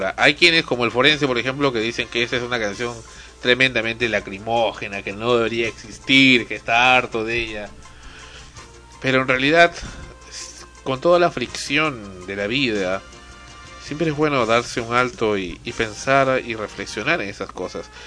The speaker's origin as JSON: {"language": "Spanish", "country": "Cuba", "moved": "yes", "said": "Eh, cuando salí de Cuba también, otra canción eh, muy conocida"}